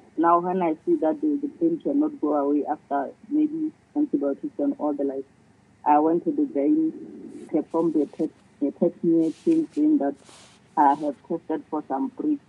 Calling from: Palapye, Central District, Botswana; Botswana. Palapeng, Botswana.

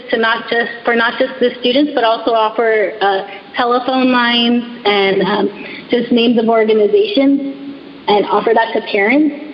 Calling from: California, United States; I live in California, so I'm speaking from California.

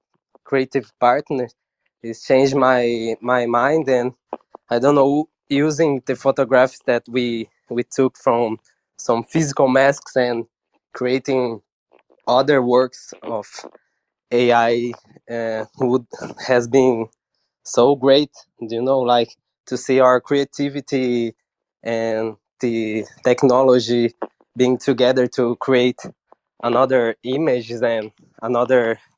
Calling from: São Paulo, Brazil; and I'm talking from Brazil and the interior of São Paulo.

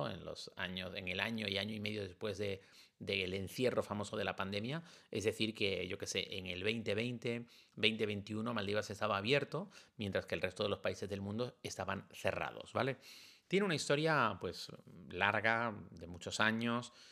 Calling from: Valencian Community, Spain; de la Comunidad Valenciana.

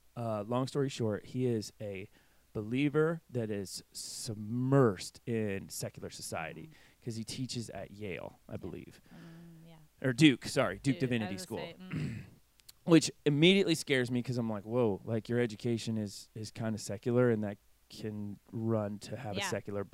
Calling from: England, United Kingdom; I'm coming from, you know, England, which is Oxford's in England, right?

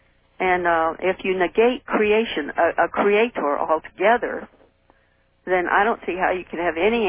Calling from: St. Petersburg, Florida, United States; Yes, St. Petersburg, Florida. Not Russia.

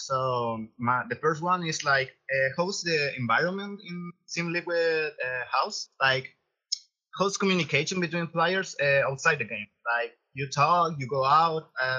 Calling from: Valparaiso, Chile; I am calling from Chile, Valparaiso.

